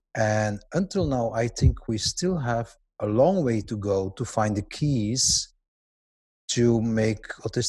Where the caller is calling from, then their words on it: Belgium; I'm sitting here in Belgium where it's evening and quite hot for the time of the year.